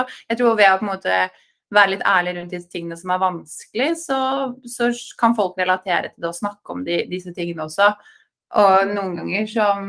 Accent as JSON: {"language": "Norwegian", "country": "Norway", "tie": "born or raised there", "also_born_or_lived": "New York, United States", "moved": "as an adult", "said": "Man er født og oppvokst i Norge"}